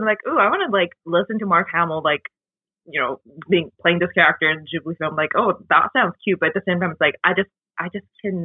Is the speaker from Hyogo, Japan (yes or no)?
yes; Kobe, Hyogo, Japan; moved away as an adult; now in Toronto, Canada; Kobe, my hometown.